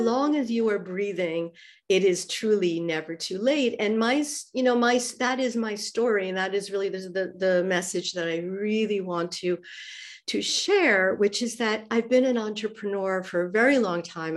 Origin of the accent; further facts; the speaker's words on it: New York, United States; moved away as an adult; also born or lived in Zurich, Switzerland; now in Athens, Greece; even though I'm from New York, uh, I've been living in Switzerland and Zurich with him for almost twenty years